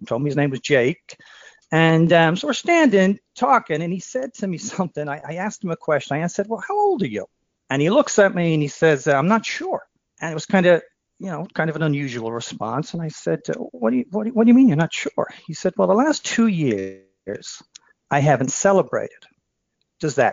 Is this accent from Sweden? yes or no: no; Dublin, Leinster, Ireland; moved away as an adult; also born or lived in Philadelphia, United States; now in Western Massachusetts, United States; I'm from Dublin, and I worked for three summers down Wildwood, New Jersey